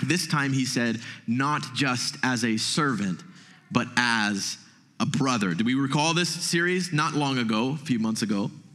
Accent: United States; as American Christians

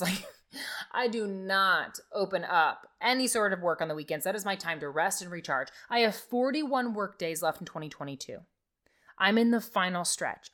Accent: Nebraska, United States; I'm from Nebraska, okay? There's lots of farming happening around me

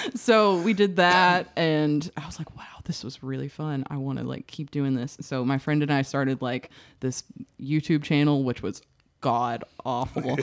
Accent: Searcy, Arkansas, United States; I grew up in Searcy where, like, the only thing to do was, like, go to Hastings.

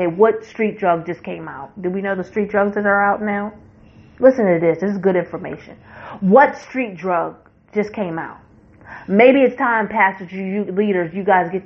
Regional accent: West Virginia, United States; West Virginia. I'm going to say this is my home state.

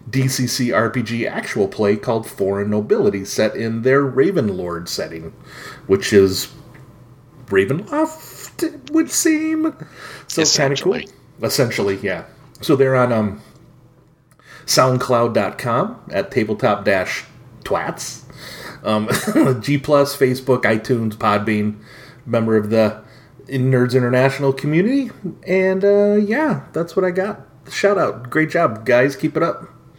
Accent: United States; I'm American.

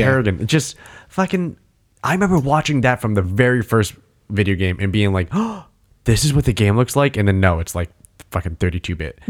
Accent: New England, United States; New England

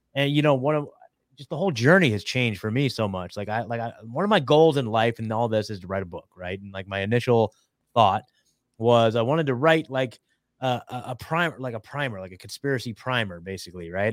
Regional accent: Oregon, United States; moved away; I'm from Oregon

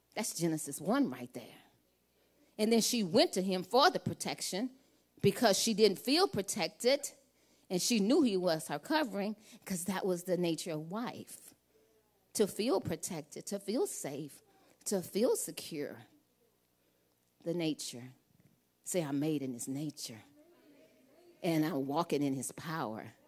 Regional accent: Louisiana, United States; I'm from Louisiana

